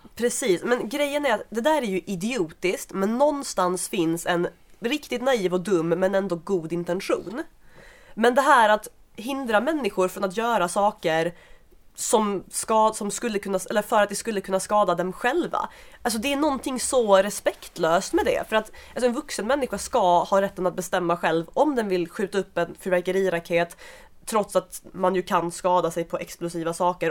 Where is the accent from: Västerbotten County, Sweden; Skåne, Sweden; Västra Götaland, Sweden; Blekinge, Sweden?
Skåne, Sweden; now in Stockholm, Sweden; där jag kommer ifrån i Skåne.